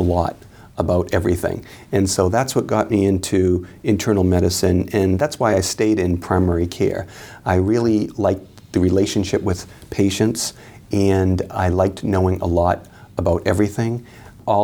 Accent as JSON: {"language": "English", "town": "Boston", "region": "Massachusetts", "country": "United States", "said": "I'm from right here."}